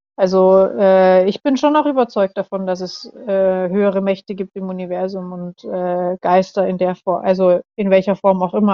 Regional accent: Germany; moved away as an adult; now in Indonesia; bei uns in Deutschland

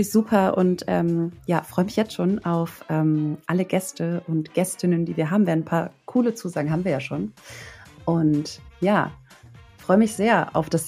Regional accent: Hamburg, Germany; Ich bin ja in Hamburg aufgewachsen

